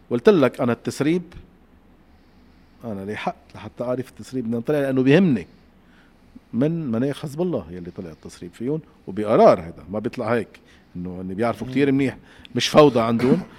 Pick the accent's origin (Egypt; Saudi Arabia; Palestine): Palestine; also born or lived in Syria; أنا فلسطينية سورية بدي أشوف وين رايحة